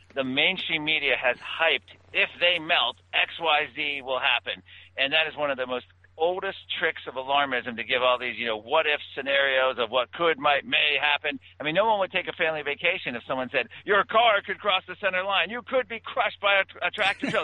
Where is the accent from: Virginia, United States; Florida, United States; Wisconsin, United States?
Virginia, United States; my home state of Virginia